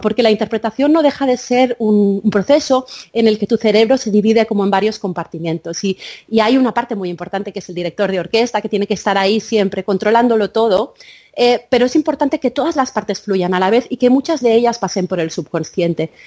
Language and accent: Spanish; Menorca, Balearic Islands, Spain; also born or lived in India; yo me crié en Menorca